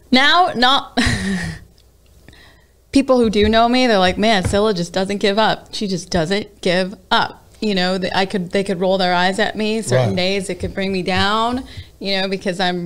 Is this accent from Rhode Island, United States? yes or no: no; Greeley, Colorado, United States; also born or lived in El Paso, Texas; now in Las Vegas, United States; he brought us to Colorado, Greeley, Colorado